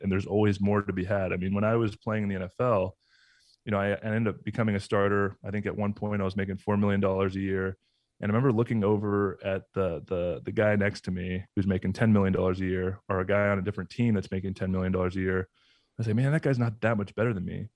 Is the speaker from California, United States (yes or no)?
yes; Southern California, United States; moved away as an adult; also born or lived in Atlanta / Tampa; I grew up in Southern California.